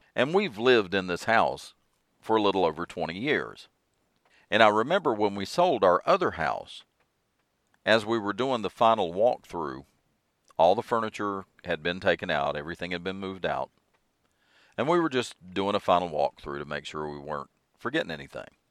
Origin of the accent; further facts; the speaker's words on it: western Piedmont of North Carolina, United States; Well, I grew up in North Carolina, so North Carolina will always be home to me, specifically the western Piedmont of North Carolina